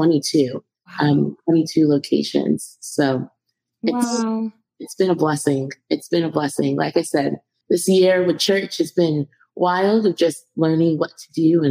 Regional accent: Colorado, United States; moved away as an adult; also born or lived in Denver, Colorado; now in Charlotte, United States; I am originally from Colorado

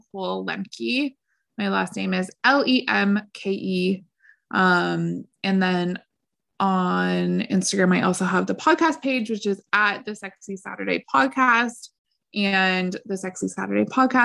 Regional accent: Canada; I'm from Canada

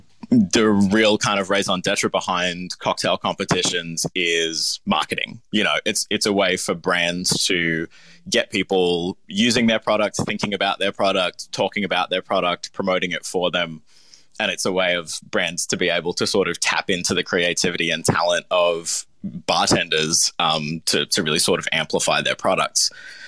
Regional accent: Melbourne, Victoria, Australia; I was born in Melbourne. I grew up here, went to primary school here. I moved back to Melbourne permanently about 11 years ago.

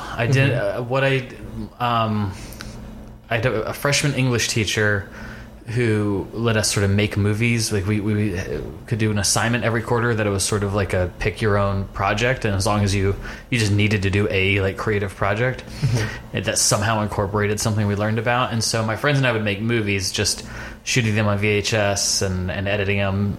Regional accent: Fairfax, Virginia, United States; I would say I mostly grew up in Fairfax, Virginia, right outside Washington, D.C. Moved around a bit growing up.

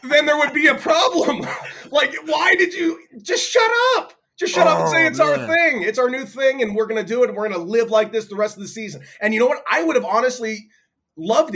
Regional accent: Los Angeles, California, United States; I'm born and raised in Los Angeles, and I spent a lot of time at left field pavilion

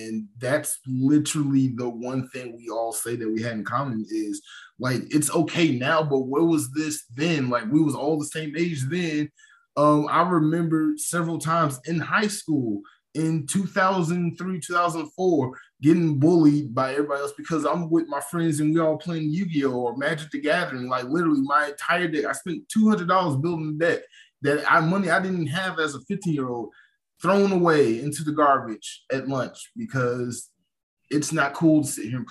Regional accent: Atlanta, Georgia, United States; I'm from Atlanta, and Atlanta's like a completely different universe that is the state of Georgia

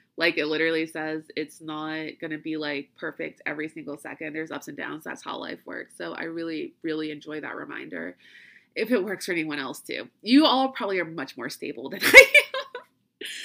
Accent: Louisiana, United States; I'm from Louisiana

